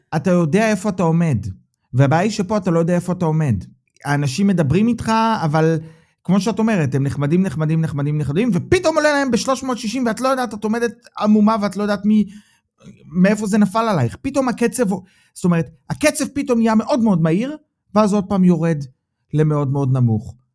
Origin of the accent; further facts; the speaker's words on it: Israel; now in Germany; אנחנו בתור ישראלים